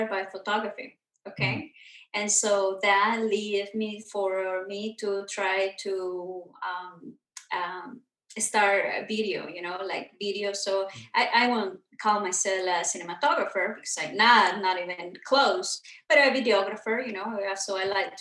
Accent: Mexico; now in Los Angeles, United States; I was born and raised in Mexico

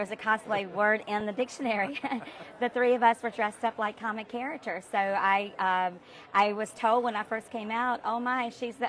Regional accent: North Carolina, United States; moved away as an adult; also born or lived in Los Angeles; I moved from Los Angeles back to North Carolina because I wanted to, my life was shifting and changing when I was around, you know, 25, 26 years old.

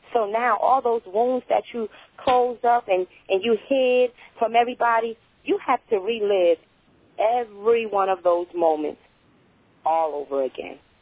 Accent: North New Jersey, United States; moved away; I was born and raised in North New Jersey, so um, I, I go back there a lot

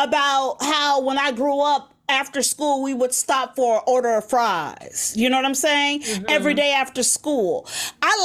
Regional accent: Chicago, Illinois, United States; I come from Chicago

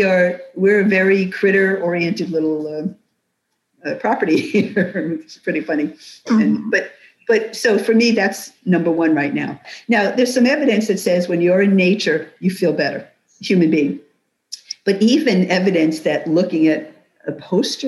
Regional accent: New York City, New York, United States; now in Florida, United States; I was born and raised in New York City

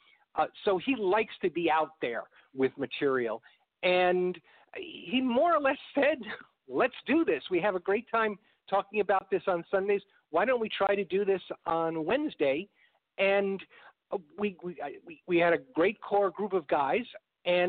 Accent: New York, United States; moved away as an adult; also born or lived in Chicago; now in Texas, United States; I'm from New York and lived in Chicago for several years

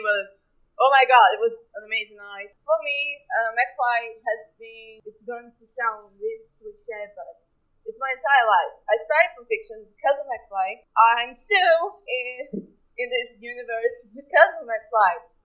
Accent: Rio de Janeiro, Brazil; I'm from Rio.

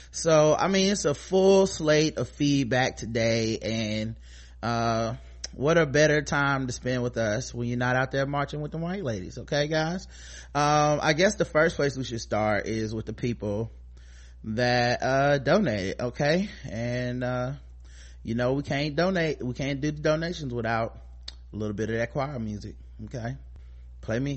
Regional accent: New York, United States; Shout out to New York. I'm from New York. Pop off.

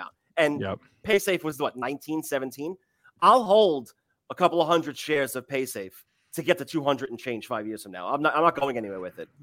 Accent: Lake Ronkonkoma, New York, United States; now in Westchester, United States; I live in Westchester. I grew up on Long Island

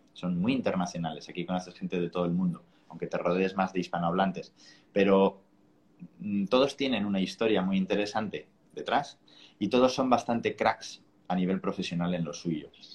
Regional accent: Spain; now in Bali, Indonesia; el inglés mal hablado que hablamos igual en España

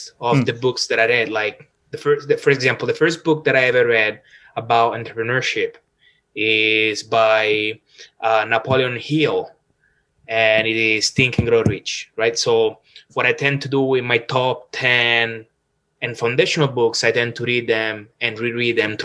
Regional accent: Rome, Lazio, Italy; English is a second language; moved away as an adult; also born or lived in Toronto, Canada / Sydney, Australia; now in Vancouver, Canada; probably from my accent, you can hear that I am originally from Rome

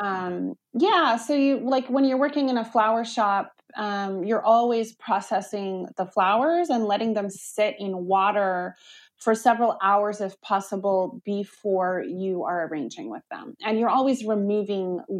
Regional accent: Olympia, Washington, United States; moved away as an adult; also born or lived in Portland; I grew up in Olympia in the 90s.

